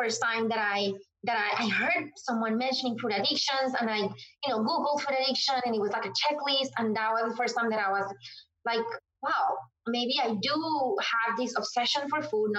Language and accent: English; Colombia; moved away as an adult; now in Washington, D.C., United States; I am originally from Colombia, but I have been in the U.S. since 2010